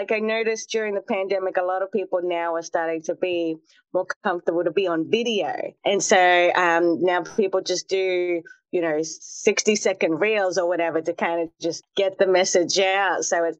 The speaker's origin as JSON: {"language": "English", "country": "Australia", "tie": "born or raised there", "said": "in my hometown, we had a lot of international students. So it's a really remote part of Australia, actually."}